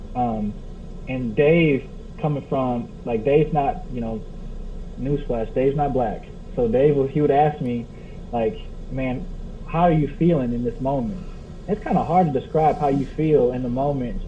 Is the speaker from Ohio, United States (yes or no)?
yes; Cleveland, Ohio, United States; also born or lived in Richmond, Kentucky; now in Kentucky, United States; I'm from the Cleveland, Ohio area